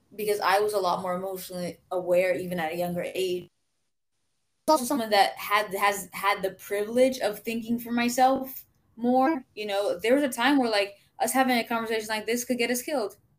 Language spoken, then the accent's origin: English; Florida, United States; I'm originally from Florida